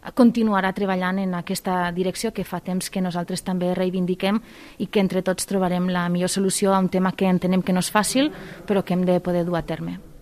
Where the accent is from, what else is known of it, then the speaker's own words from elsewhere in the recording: Terres de l'Ebre, Catalonia, Spain; Soc de les Terres de l'Ebre